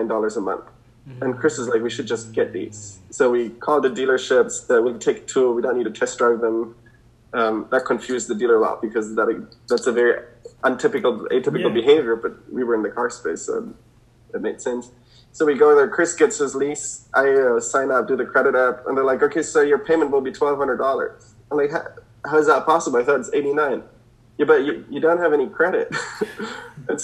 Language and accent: English; Germany; now in United States; I come from Germany